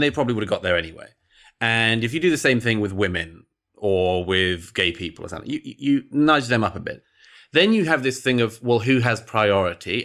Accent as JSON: {"language": "English", "country": "United Kingdom", "tie": "born or raised there", "said": "I grew up in Britain in the nineteen eighties and nineties"}